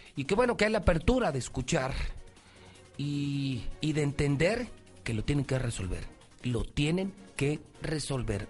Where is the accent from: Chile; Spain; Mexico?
Mexico; por mi pueblo, por mi gente, por mi México